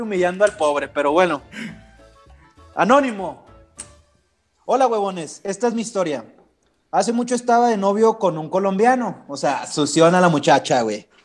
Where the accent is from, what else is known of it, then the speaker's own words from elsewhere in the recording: Mexico; yo no soy americano, o sea, yo soy mexicano